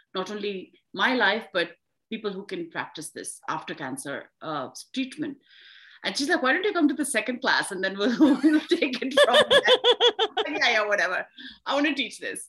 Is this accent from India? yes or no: yes; India; now in United States; I'm from India